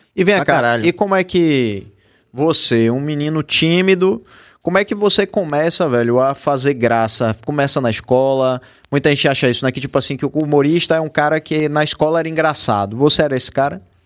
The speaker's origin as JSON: {"language": "Portuguese", "town": "Salvador", "region": "Bahia", "country": "Brazil", "said": "aqui em Salvador, na Bahia"}